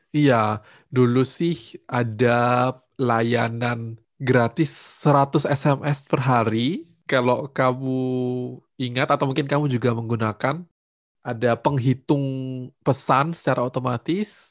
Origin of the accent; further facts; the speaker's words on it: Batu, East Java, Indonesia; Aku menghabiskan masa kecil di kota Batu, di Jawa Timur